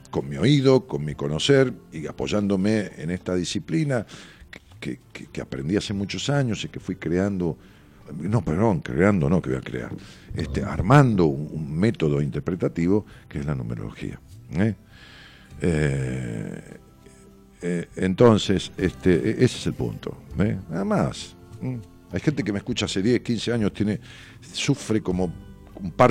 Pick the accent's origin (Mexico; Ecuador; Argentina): Argentina; Quitilipi, Chaco; etapa de estudiante en Resistencia Chaco y después por el destino de circunstancia de la vida volví a mi ciudad natal que es Kitilipi Chaco